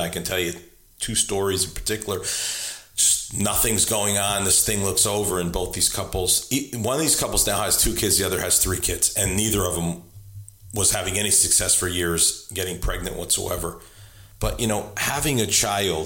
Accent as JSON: {"language": "English", "region": "New England", "country": "United States", "moved": "as an adult", "lives_now": "Richmond, United States", "said": "I'm originally from New England. I have spent the last 30 years of my life, just hit 30 years, in Richmond, Virginia."}